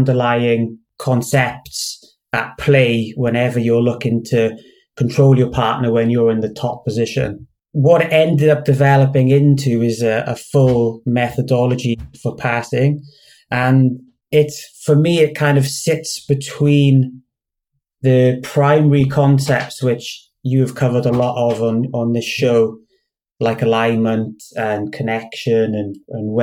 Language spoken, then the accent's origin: English; United Kingdom; also born or lived in Cardiff / Swansea; I'm a black belt from the UK.